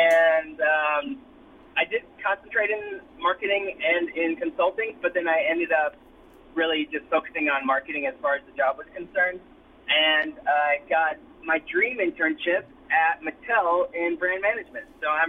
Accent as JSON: {"language": "English", "region": "Tennessee", "country": "United States", "tie": "born or raised there", "also_born_or_lived": "Germany", "said": "So I grew up in Germany for about half of my childhood before I moved back to the States and lived in rural Tennessee for the rest of my childhood."}